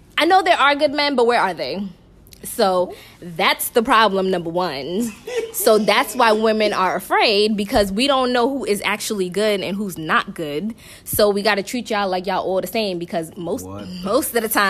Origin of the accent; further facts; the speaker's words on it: New York, United States; moved away as an adult; now in Orlando, United States; I'm from New York. I live in Orlando now. Moved here 3 years ago